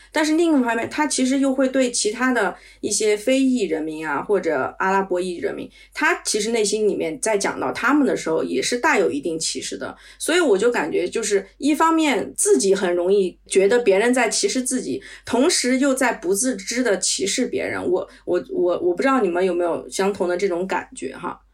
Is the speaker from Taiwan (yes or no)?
no; China; now in Paris, France; 因为我们在国内长大